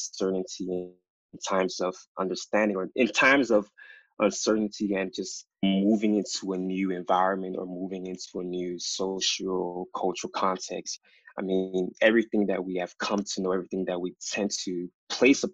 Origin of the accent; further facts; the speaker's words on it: United States; also born or lived in Ghana; My family and I, we immigrated to the United States back in 1998. I was 4.5 years old at the time. And just growing up in America